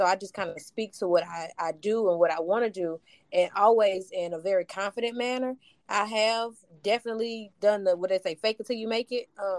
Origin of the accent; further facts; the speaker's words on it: East St. Louis, Illinois, United States; I'm originally from East St. Louis, Illinois.